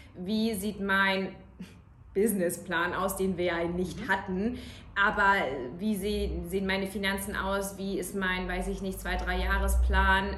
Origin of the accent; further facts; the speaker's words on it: Kiel, Schleswig-Holstein, Germany; moved away as an adult; now in Munich, Germany; Ich bin in Kiel geboren